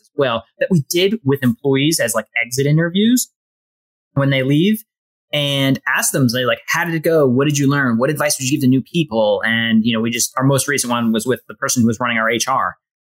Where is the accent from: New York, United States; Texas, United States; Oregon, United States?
New York, United States; New York City; I grew up in Brooklyn. I grew up literally down the block there